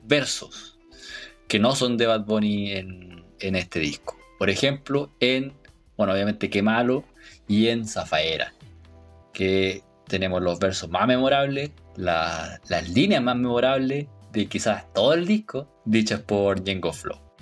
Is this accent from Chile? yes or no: yes; Chile; somos chilenos